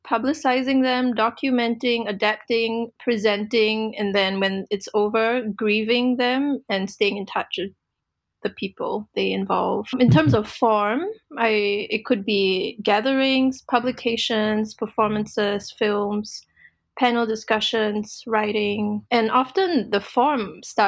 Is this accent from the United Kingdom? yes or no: no; Singapore; now in Portland, United States; I'm currently in Portland, Oregon, United States of America, although I am from Singapore.